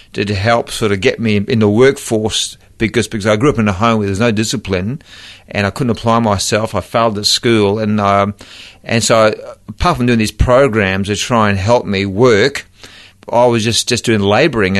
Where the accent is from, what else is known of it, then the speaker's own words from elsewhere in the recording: Brisbane, Queensland, Australia; I was born and bred in Brisbane